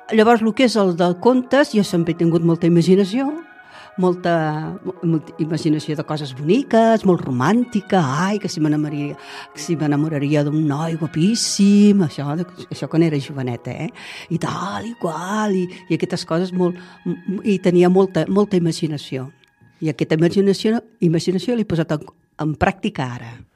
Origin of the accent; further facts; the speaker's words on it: Tarragona, Catalonia, Spain; moved away as an adult; now in Altafulla, Spain; jo soc de Tarragona, nascuda aquí, i, i tota la vida que he viscut aquí